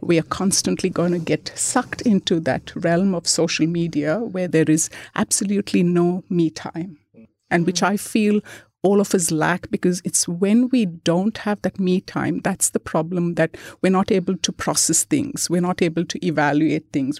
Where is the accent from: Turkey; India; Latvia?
India; moved away; I grew up in India.